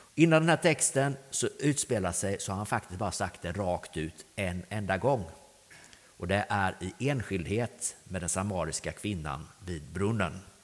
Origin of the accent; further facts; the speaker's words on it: Grästorp, Västra Götaland, Sweden; also born or lived in Östergötland; Jag är uppvuxen på Grästorp på vägen in här mot, mot dalen